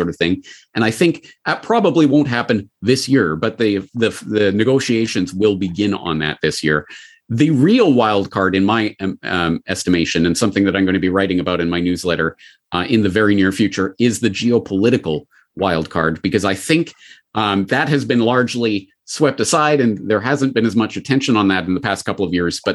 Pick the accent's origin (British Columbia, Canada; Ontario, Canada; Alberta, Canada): Alberta, Canada; Calgary; my hometown of Calgary